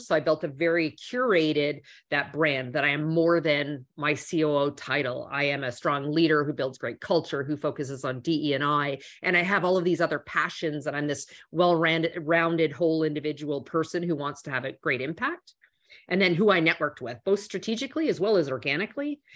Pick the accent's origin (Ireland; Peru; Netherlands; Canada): Canada; moved away; also born or lived in Toronto; I'm originally from Canada. So at the time I was in um, in uh, Toronto